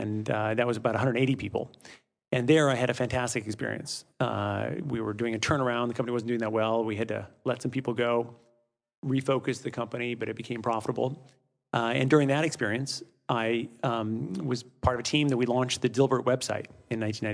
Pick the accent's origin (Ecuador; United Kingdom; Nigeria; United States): United States; Midwest; also born or lived in Europe; I grew up, I'm from the Midwest originally, but grew up mostly in Europe.